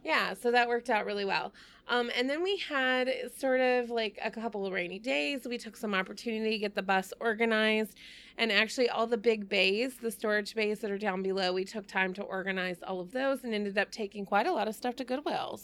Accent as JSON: {"language": "English", "region": "Texas", "country": "United States", "moved": "yes", "said": "I'm from Texas"}